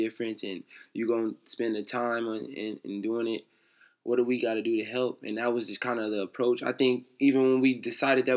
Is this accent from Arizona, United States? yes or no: yes; Phoenix, Arizona, United States; we grew up in South Phoenix